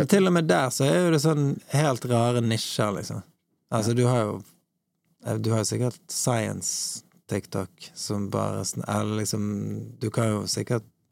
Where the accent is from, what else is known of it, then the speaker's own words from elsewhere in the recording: Bergen, Vestland, Norway; now in Oslo, Norway; Åsane, der, der jeg vokste opp